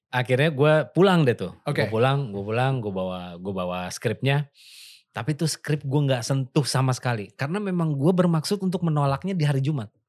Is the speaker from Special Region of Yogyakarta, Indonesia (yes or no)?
yes; Yogyakarta, Special Region of Yogyakarta, Indonesia; gue sebagai orang Jogja yang gue nggak bisa bahasa Jawa sama sekali sama sekali gue nggak bisa